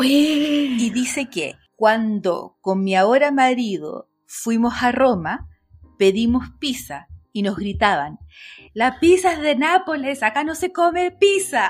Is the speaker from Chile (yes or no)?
yes; Chile; accent: Chilean